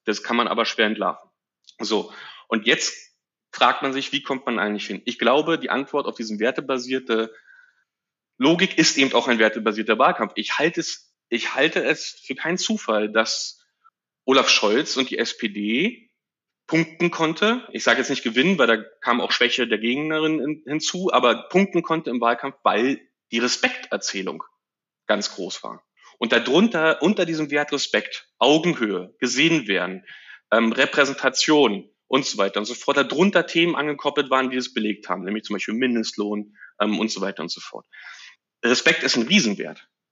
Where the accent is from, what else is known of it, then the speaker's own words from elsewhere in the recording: Frankfurt, Brandenburg, Germany; moved away as an adult; Ich bin geboren in Frankfurt oder 81 und bin einen Tag nach meinem Abitur 2001 weggezogen